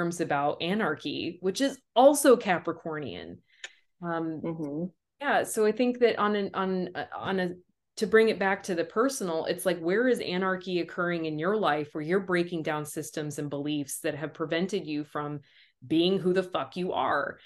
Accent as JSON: {"language": "English", "country": "United States", "tie": "born or raised there", "said": "my perspective as being American. Like, love it, hate it, all of the things that I feel around being born here"}